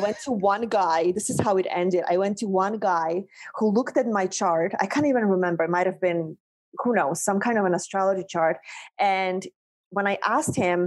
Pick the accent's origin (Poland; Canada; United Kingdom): Poland; moved away as an adult; also born or lived in North Shore of Long Island, New York; now in United States; I was a girl born and raised in Poland